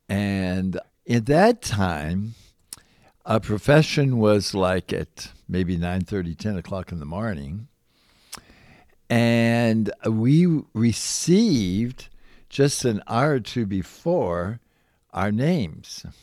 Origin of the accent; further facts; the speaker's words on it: Louisville, Kentucky, United States; now in Indiana, United States; I'm originally from Louisville, Kentucky.